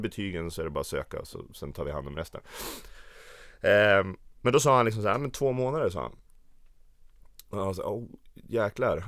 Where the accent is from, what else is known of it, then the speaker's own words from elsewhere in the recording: Östersund, Jämtland, Sweden; moved away as an adult; now in Stockholm, Sweden; jag kommer från Jämtland, Östersund, Åre känner folk det som, men det ligger en timme utanför